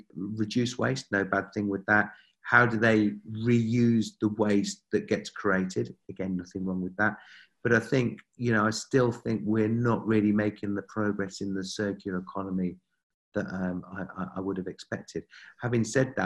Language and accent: English; United Kingdom; being a Brit